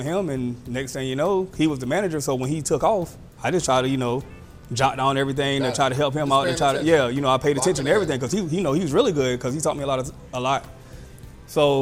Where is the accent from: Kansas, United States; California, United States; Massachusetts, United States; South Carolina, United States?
South Carolina, United States; Myrtle Beach; born and raised in Myrtle Beach, you know, went to Myrtle Beach High School.